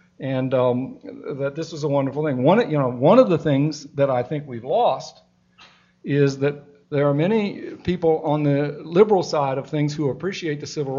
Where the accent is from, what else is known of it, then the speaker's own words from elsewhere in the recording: Atlanta, Georgia, United States; I grew up fearfully oblivious to race in Atlanta. I was born in Atlanta, and I was fearfully oblivious because I was in a non-political family.